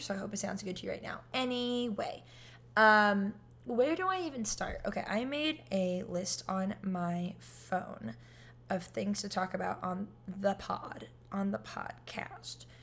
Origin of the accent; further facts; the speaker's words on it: California, United States; moved away as an adult; now in Florida, United States; I'm in Florida and I'm from California